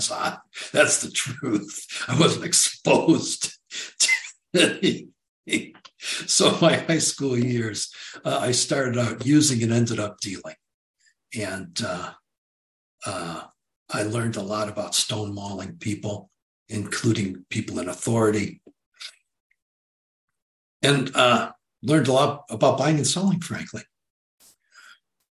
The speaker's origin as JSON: {"language": "English", "town": "Detroit", "region": "Michigan", "country": "United States", "tie": "born or raised there", "said": "in the northern suburbs of Detroit, which had been our hometown, which is my hometown"}